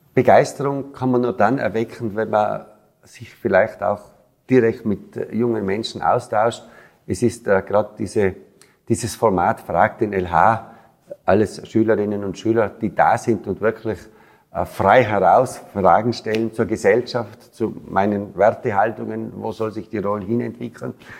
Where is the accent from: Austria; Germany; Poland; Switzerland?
Austria; Tyrol; 22-jährig habe ich natürlich auch die Stimmung in meiner Heimatgemeinde mitbekommen